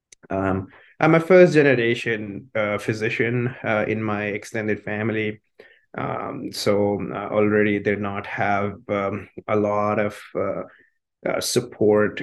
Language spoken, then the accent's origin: English; Chandigarh, India; moved away as an adult; also born or lived in Minnesota, United States; now in United States; It's Chandigarh is the city. That's where I grew up